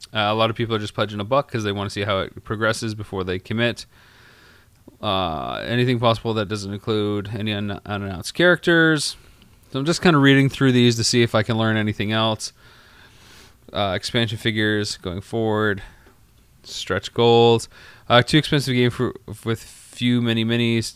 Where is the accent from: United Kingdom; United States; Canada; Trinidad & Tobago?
Canada; I'm from Canada